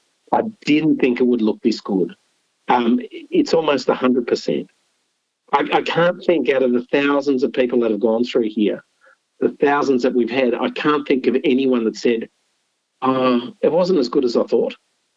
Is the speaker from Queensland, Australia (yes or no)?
no; Canberra, Australian Capital Territory, Australia; also born or lived in Sydney / Philippines / Lebanon; I went to school in Canberra. So I was born in Sydney.